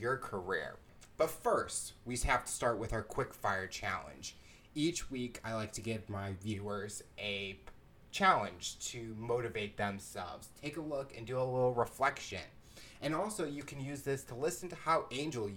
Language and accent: English; St. Louis, Missouri, United States; I'm from St. Louis